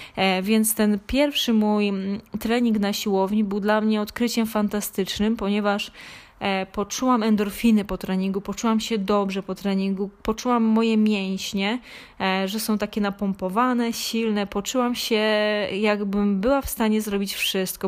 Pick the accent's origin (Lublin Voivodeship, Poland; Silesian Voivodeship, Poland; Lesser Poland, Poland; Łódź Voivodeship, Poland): Lesser Poland, Poland; Krzykawa; urodziłam się na, e, w Małopolsce, w takiej niedużej miejscowości Krzykawa, gdzie no, oprócz po szkole podstawowej poszłam do, do liceum gastronomicznego